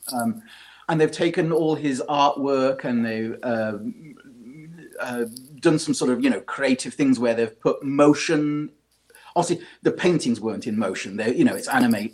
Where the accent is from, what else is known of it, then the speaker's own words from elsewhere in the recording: United Kingdom; accent: British; I can't get away from my my British accent